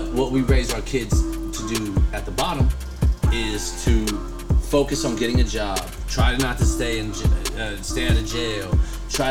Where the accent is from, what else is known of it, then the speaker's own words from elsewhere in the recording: United States; I am American